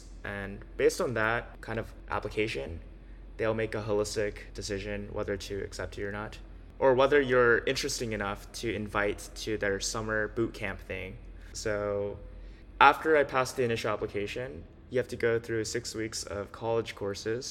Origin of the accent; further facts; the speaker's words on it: Los Angeles, California, United States; I grew up in LA, California, and I was a pretty normal kid